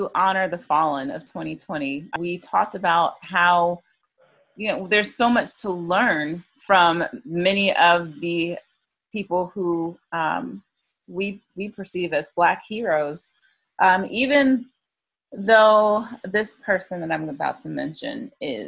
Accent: the South, United States; growing up in the South

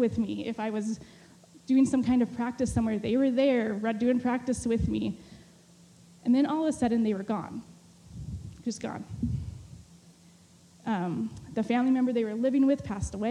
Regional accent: California, United States; moved away as an adult; also born or lived in Mexico; I had just been back in California for maybe 2 or 3 months

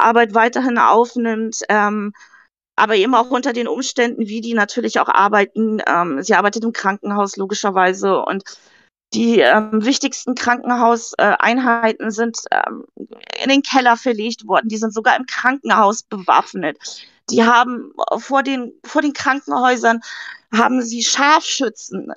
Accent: Hamburg, Germany; ich komme ja aus Hamburg

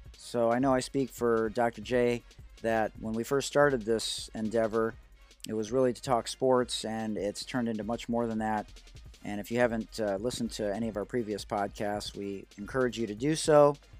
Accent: Oak Park, Michigan, United States; I had amazing friends growing up, uh, on Leslie Street there in Oak Park

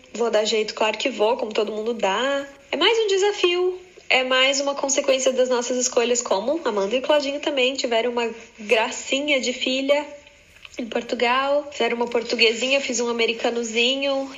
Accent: Blumenau, Santa Catarina, Brazil; moved away as an adult; now in Florida, United States; eu sou de Blumenau e agora eu moro na Flórida, nos Estados Unidos, já tem um pouquinho mais de oito anos

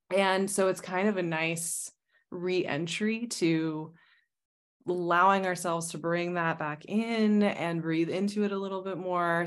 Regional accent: Arizona, United States; now in Stockholm, Sweden; I come from Arizona

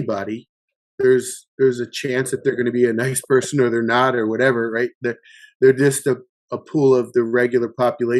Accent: Baltimore, Maryland, United States; I grew up in Baltimore, Maryland in the 80s

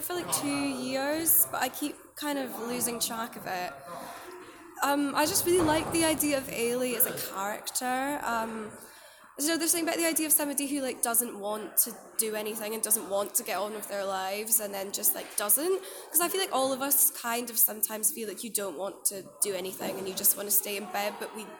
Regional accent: Scotland, United Kingdom; I'm Scottish.

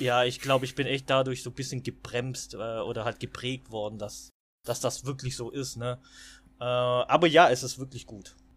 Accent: Swabia, Baden-Württemberg, Germany; ich bin Schwabe

